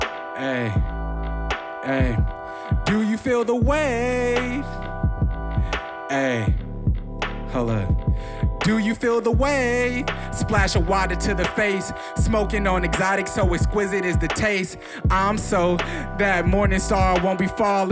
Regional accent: Milwaukee, Wisconsin, United States; now in Chicago, United States

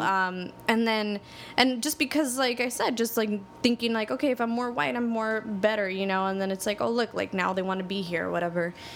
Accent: Los Angeles, California, United States; I grew up in Highland Park

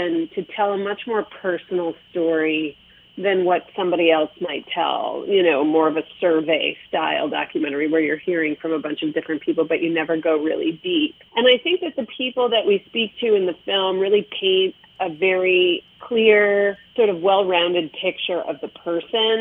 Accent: Chicago, Illinois, United States; moved away as an adult; now in Los Angeles, United States; I grew up in Chicago. My mother was a food writer in the city. I moved to Los Angeles 6 years ago

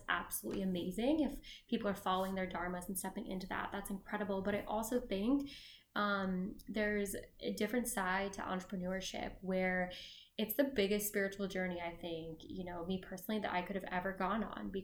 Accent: a few hours from Chicago, Illinois, United States; now in Chicago, United States; I grew up not in Chicago, but a few hours from here, and there's this big light show in Peoria

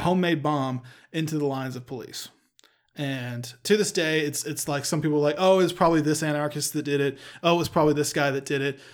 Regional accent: Texas, United States; we're from the great state of Texas

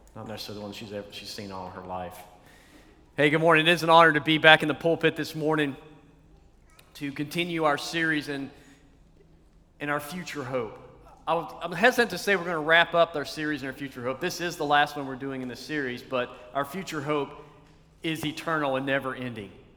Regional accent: East Tennessee, United States; When I was a kid, I was a little guy and uh, growing up in Tennessee

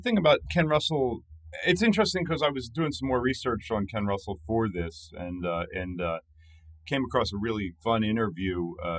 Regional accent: England, United Kingdom; Because I grew up in England, of course

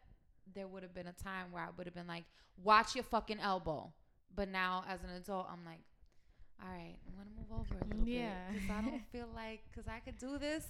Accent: New York City, New York, United States; a fellow New York girl. Like, growing up in the New York City public school system

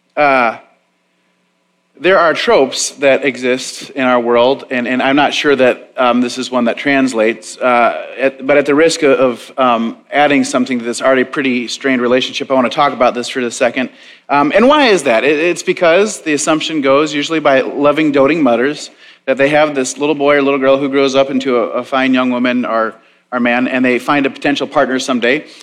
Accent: Tomahawk, Wisconsin, United States; now in Waco, United States; our small town newspaper, the Tomahawk Leader, where I grew up in Wisconsin

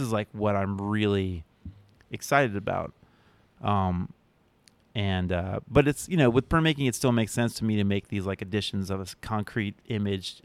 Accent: outside of Philadelphia, Pennsylvania, United States; moved away; also born or lived in Providence, Rhode Island; growing up outside of Philadelphia

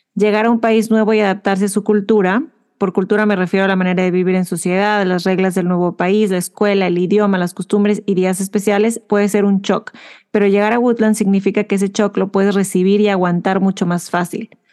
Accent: Mexico; now in Houston, United States

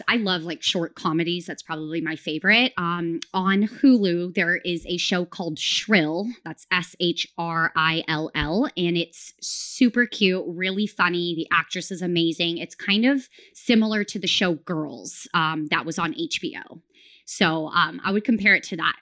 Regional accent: near Sacramento, Northern California, United States; I grew up in Northern California, very close to Sacramento

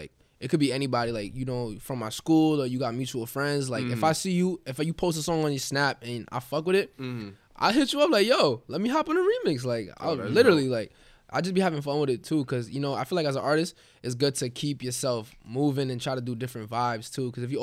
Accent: Queens, New York, United States; I'm from Queens.

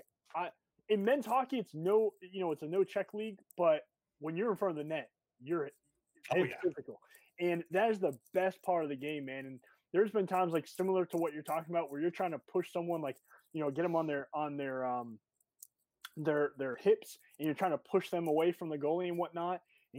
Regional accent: Massachusetts, United States; moved away; I'm from Massachusetts, so I'm a Boston fan.

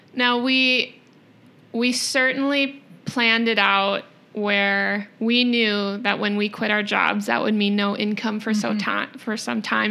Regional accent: Rochester, Minnesota, United States; also born or lived in Portland, Oregon; born and raised in Rochester

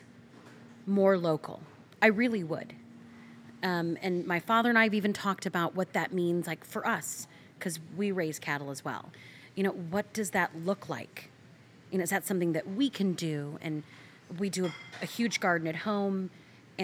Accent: Iowa, United States; also born or lived in South Dakota; we moved to Iowa, my mom and I, when I was pretty little, one

